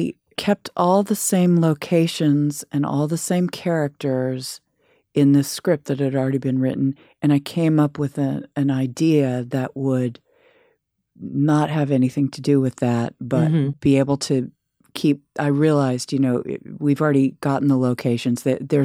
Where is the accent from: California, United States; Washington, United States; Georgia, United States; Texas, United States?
California, United States; Palo Alto; No, I'm from California, Palo Alto.